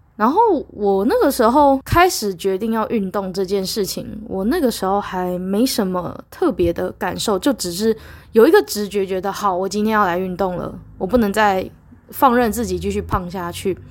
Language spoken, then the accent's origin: Chinese; Taiwan; 我身在台湾，长在台湾，工作在台湾，工作在台湾